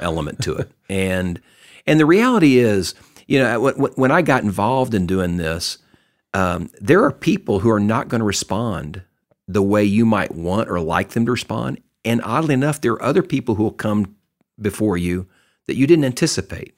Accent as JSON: {"language": "English", "region": "Texas", "country": "United States", "tie": "born or raised there", "said": "I grew up in Texas."}